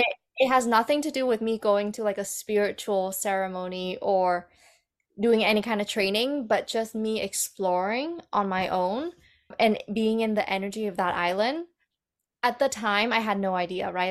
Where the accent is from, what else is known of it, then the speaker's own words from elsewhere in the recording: Vancouver, British Columbia, Canada; moved away as an adult; also born or lived in Vietnam / Bali; now in Calgary, Canada; growing up in Vancouver has been quite challenging